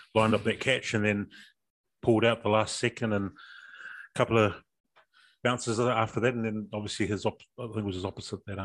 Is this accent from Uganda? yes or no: no; Lower Hutt, Wellington, New Zealand; when I grew up in Petone, obviously I think of the stores from my childhood that are still there